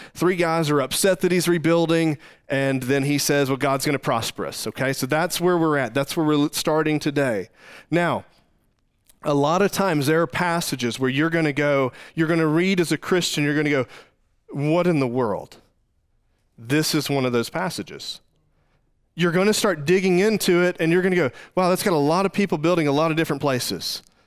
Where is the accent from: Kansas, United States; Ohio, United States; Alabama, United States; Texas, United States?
Texas, United States; moved away as an adult; now in Springfield, United States; we grew up in Texas